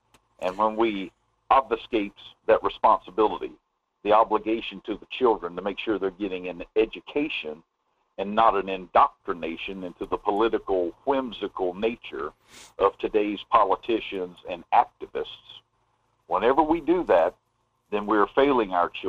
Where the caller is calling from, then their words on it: Denali, Alaska, United States; Hey, good morning, Mike. … out of Denali.